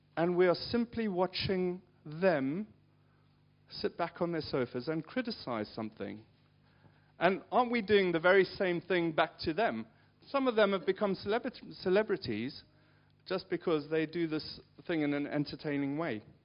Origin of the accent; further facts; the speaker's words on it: South Africa; moved away; I grew up in South Africa